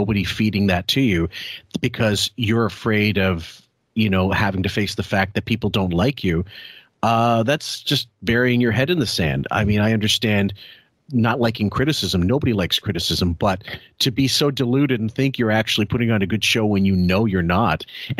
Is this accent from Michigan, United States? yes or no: no; Massapequa, New York, United States; I'm from Massapequa.